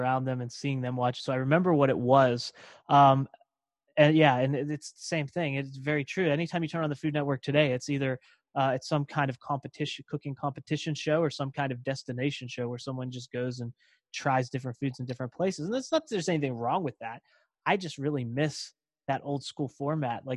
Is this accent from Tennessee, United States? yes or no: no; Pittsburgh, Pennsylvania, United States; also born or lived in Davenport, Iowa; I was born in Davenport, Iowa. And then we came back to the Pittsburgh area